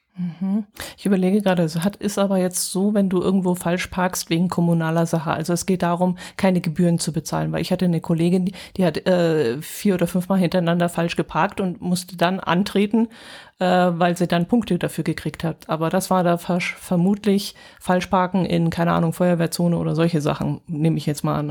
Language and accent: German; Allgäu, Germany; bei uns im Allgäu